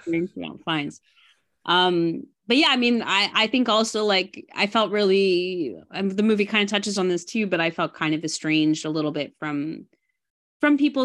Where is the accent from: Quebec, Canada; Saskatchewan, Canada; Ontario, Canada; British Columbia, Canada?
Ontario, Canada; Burlington; moved away; I grew up in Burlington, um, you know, from maybe grade five to when I graduated high school.